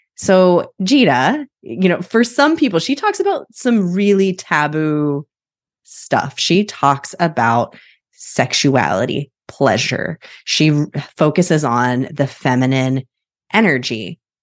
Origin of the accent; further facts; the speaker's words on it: Midwest, United States; now in Portland, United States; I'm from the Midwest